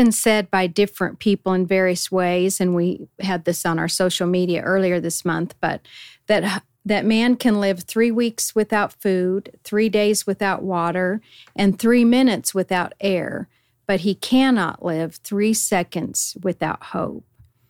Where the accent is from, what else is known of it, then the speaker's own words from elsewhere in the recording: Colorado, United States; unlike where I grew up in Colorado.